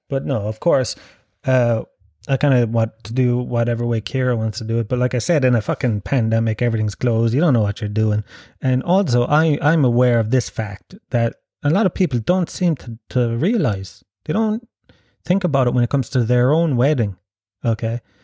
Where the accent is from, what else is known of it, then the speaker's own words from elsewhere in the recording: Ireland; I was born and raised in Ireland